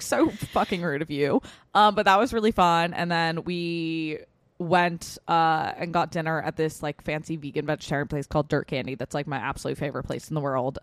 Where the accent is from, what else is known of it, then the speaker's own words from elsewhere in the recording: Westchester, New York, United States; we're all fucking from Westchester